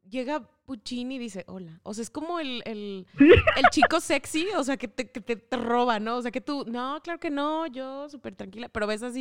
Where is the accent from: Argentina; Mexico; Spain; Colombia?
Mexico